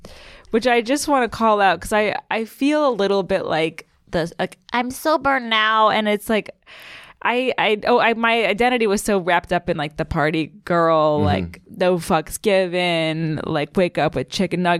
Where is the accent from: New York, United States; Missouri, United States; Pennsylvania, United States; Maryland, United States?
Maryland, United States; I'm from Maryland.